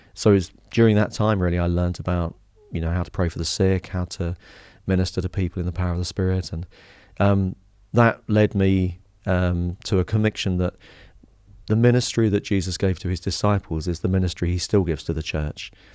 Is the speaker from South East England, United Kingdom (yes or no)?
no; Harlow, East of England, United Kingdom; I grew up in Harlow in Essex.